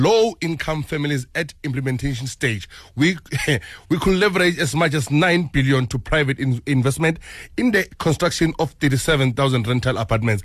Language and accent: English; Ekurhuleni, Gauteng, South Africa; I'm from Ekurhuleni